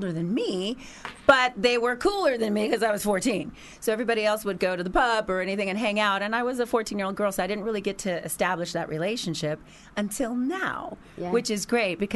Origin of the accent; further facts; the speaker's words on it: Los Angeles, California, United States; I'm from Los Angeles